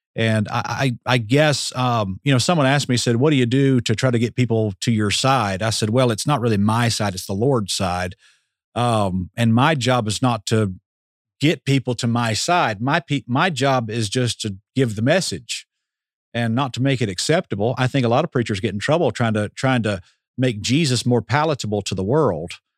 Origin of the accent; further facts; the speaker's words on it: Atlanta, Georgia, United States; I grew up in Metro Atlanta